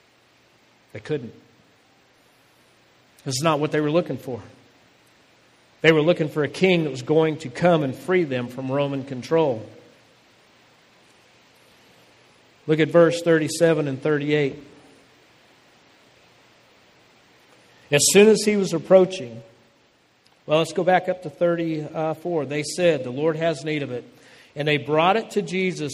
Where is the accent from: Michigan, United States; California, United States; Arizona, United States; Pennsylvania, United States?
Arizona, United States; Phoenix; my home that I grew up in Phoenix, Arizona